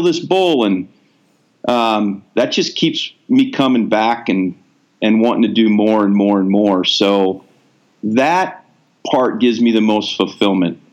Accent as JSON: {"language": "English", "region": "Ohio", "country": "United States", "tie": "born or raised there", "also_born_or_lived": "Alaska", "moved": "yes", "said": "I grew up in Ohio"}